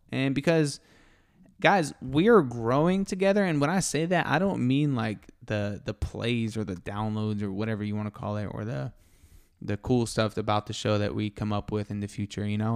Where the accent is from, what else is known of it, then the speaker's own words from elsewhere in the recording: Tampa, Florida, United States; also born or lived in Miami, Florida; now in Texas, United States; I'm from Tampa, Florida, and I was born in Miami